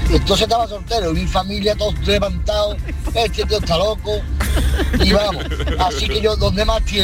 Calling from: Seville, Andalusia, Spain; Muy buenas tardes a todos. … de Sevilla.

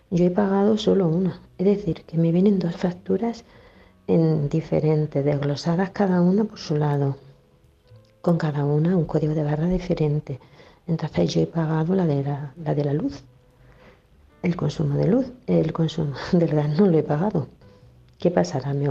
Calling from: Granada, Andalusia, Spain; de Granada

